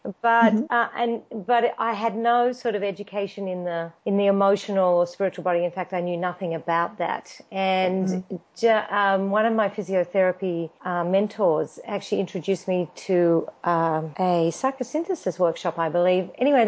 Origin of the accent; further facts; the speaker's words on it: Australia; now in Los Angeles, United States; I grew up in Australia and I did my physiotherapy degree